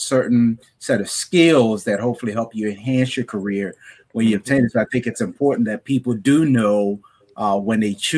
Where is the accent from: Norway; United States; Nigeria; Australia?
Nigeria; I'm Nigerian